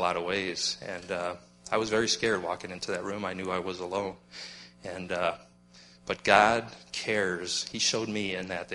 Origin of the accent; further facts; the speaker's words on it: Black Hills, South Dakota, United States; moved away; also born or lived in Mitchell, South Dakota; I was born in Mitchell, South Dakota, but actually I grew up in the Black Hills of South Dakota